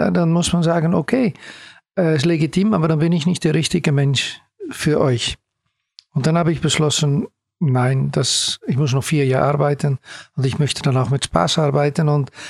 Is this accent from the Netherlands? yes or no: yes; The Hague, South Holland, Netherlands; German is a second language; Ja, okay, ich komme aus Den Haag. Okay. Das ist Holland.